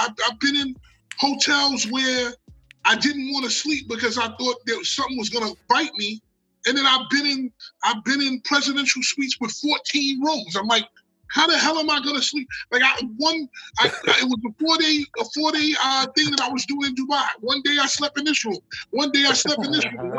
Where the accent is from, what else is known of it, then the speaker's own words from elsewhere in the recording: United States; I'm from America